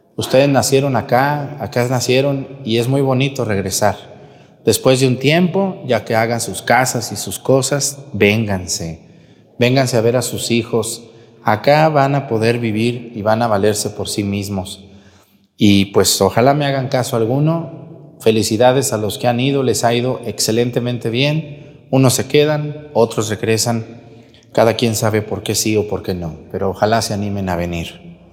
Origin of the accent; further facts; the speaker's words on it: near Yahualica, Jalisco, Mexico; a un ladito de mi pueblo